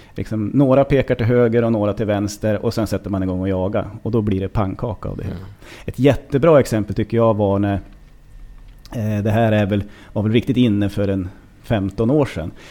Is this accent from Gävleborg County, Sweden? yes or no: yes; Hälsingland, Gävleborg County, Sweden; jag växte upp i Hälsingland